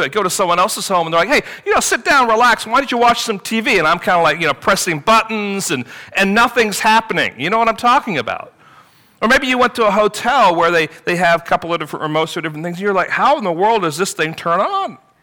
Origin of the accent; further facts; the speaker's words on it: England, United Kingdom; growing up in England